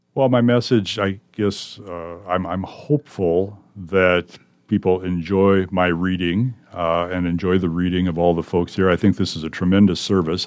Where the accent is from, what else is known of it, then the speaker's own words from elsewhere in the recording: Gayville, South Dakota, United States; moved away as an adult; now in Omaha, United States; I'm from South Dakota, Yankton County, South Dakota, actually. A small farming community named Gayville. I lived on a farm there, went to grade school in Gayville, went to high school in Yankton